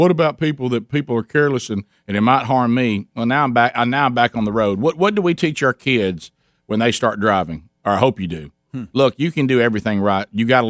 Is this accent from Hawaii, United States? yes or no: no; Alabama, United States; We're all from Alabama, okay?